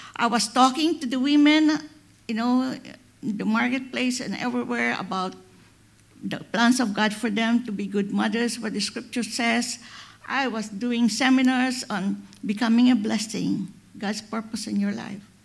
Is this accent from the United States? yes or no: no; Philippines; I'm a Filipina